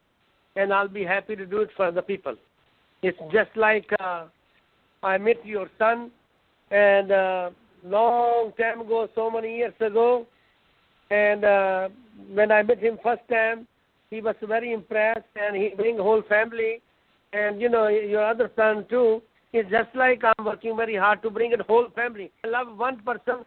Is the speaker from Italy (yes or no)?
no; Punjab, India; moved away as an adult; also born or lived in Germany / Dallas, Texas; now in United States; I grew up over there in India, Punjab